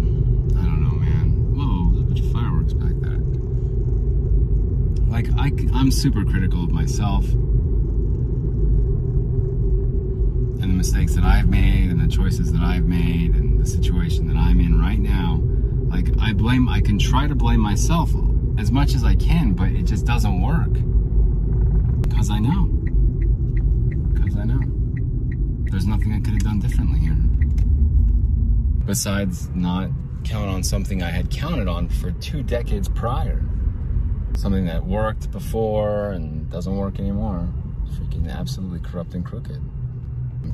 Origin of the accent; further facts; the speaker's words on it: United States; as an American, as a U.S. citizen